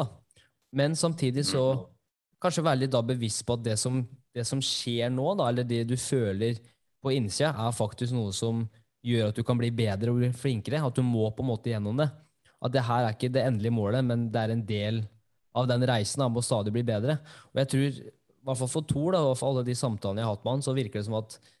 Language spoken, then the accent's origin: Norwegian; Norway; jeg er jo norsk